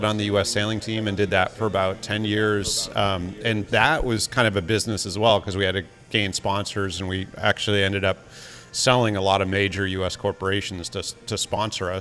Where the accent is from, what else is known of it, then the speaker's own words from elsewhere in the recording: Marblehead, Massachusetts, United States; now in Connecticut, United States; In a little town called Marblehead